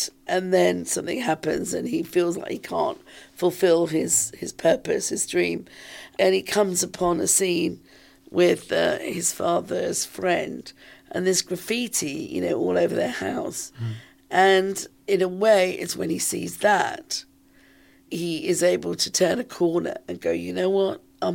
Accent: London, United Kingdom; some of this was happening here in London, in my hometown.

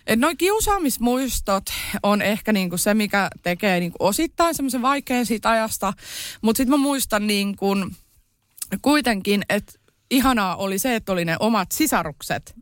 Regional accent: Kerava, Uusimaa, Finland; born or raised there; also born or lived in Iisalmi

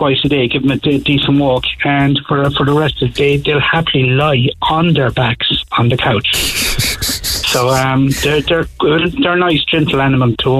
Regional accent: Kerry, Munster, Ireland; now in Crosshaven, Ireland; I'm from Kerry originally

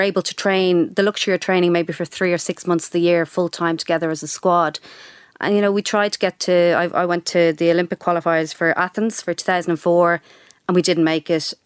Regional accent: Dublin, Leinster, Ireland; moved away as an adult; also born or lived in United Kingdom; I grew up in Sandy Mount, went to school in Donnybrook, went to U C D, I'd never really flown the nest

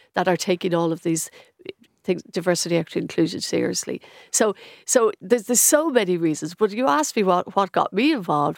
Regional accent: Stillorgan, Leinster, Ireland; I grew up in Stillorgan

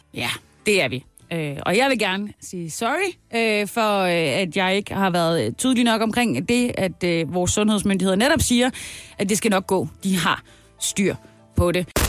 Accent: Haderslev, Southern Denmark, Denmark; min hjemby, Hasle, Haderslev, Oder Hardersleppen

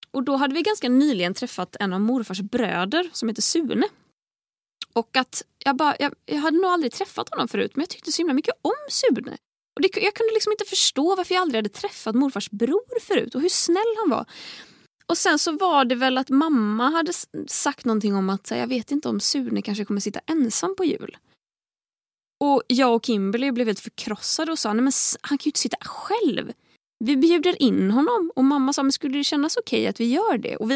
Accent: Tahult, Västra Götaland, Sweden; now in Stockholm, Sweden; på juldagen då har jag oftast varit hemma i Tahult en vecka ungefär. Det är en vecka av att vara ute i skogen där det inte händer så värst mycket.

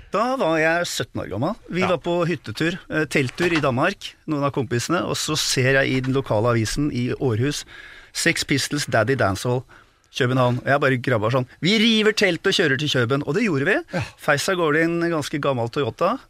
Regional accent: Oslo, Norway; jeg vokste opp på Disen

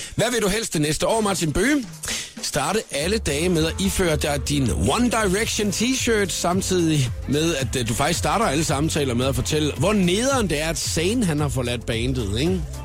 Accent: Skaldendrup, Southern Denmark, Denmark; moved away; Jeg er jo fra Skaldendrup.

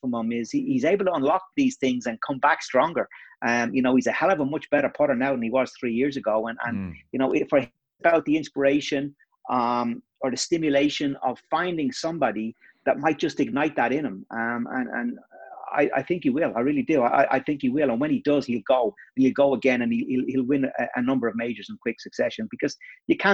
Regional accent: Ireland; it's not just us saying it here as Irish

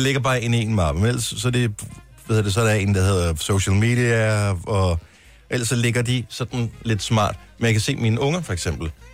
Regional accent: Funen, Southern Denmark, Denmark

